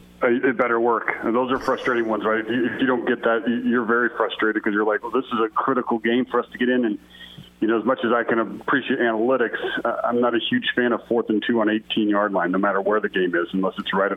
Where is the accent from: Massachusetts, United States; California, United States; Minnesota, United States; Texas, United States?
Minnesota, United States; born there; also born or lived in South Dakota; I was born in Minnesota and spent some time in South Dakota, too. So I know what cold feels like